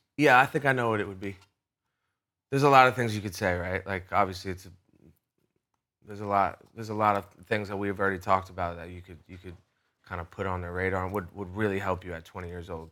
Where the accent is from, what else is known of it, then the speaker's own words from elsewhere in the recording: Rhode Island, United States; I'm from Rhode Island, which is a small place